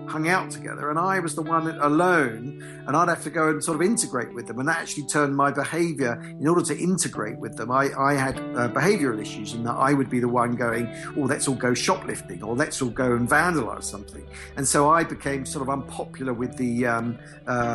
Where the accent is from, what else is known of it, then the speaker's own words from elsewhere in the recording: Essex, East of England, United Kingdom; I was brought up in Essex